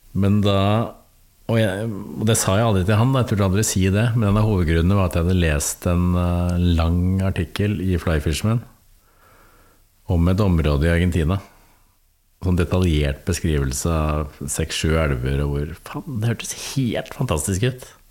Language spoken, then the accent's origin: Norwegian; Bærum, Akershus, Norway; der jeg vokste opp i Bærum